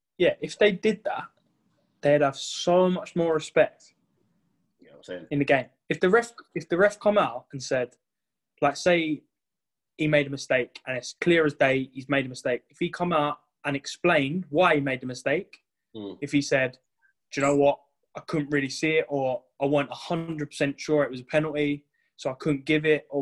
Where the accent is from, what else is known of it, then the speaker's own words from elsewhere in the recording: London, United Kingdom; I'm from South, yeah.